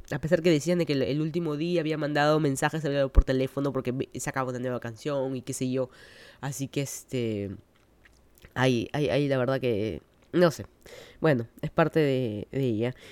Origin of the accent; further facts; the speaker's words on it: Lima, Peru; moved away as an adult; now in United States; toda mi vida soy de Lima, Perú